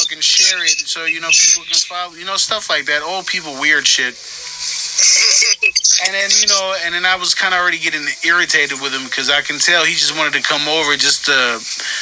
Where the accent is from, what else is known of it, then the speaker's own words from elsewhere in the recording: Richmond, California, United States; now in Stockton, United States; I live in Stockton, by the way, right now. I'm from Richmond, but I live in Stockton